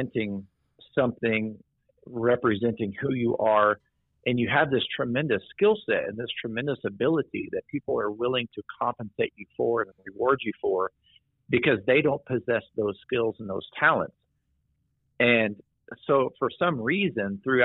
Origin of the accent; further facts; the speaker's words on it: Midwest, United States; growing up in the Midwest in a, you know, cornfield, old coal mining town